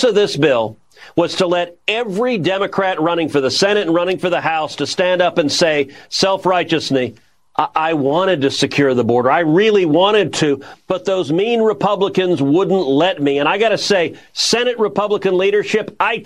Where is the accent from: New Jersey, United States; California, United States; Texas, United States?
Texas, United States; as a Texan